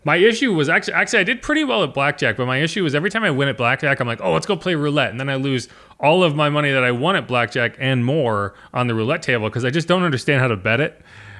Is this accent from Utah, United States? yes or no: no; New Orleans, Louisiana, United States; I'm from New Orleans. Like, what am I going to get excited about?